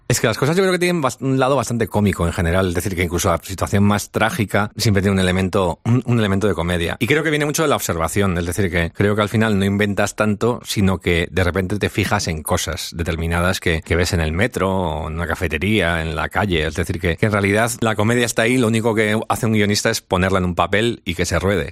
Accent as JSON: {"language": "Spanish", "town": "San Sebastián", "region": "Basque Country", "country": "Spain", "said": "soy de Donosti"}